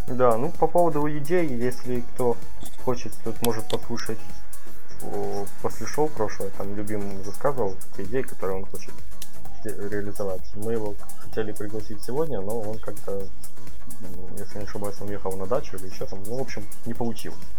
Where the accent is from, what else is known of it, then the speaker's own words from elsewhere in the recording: Ukraine; я как человек из Украины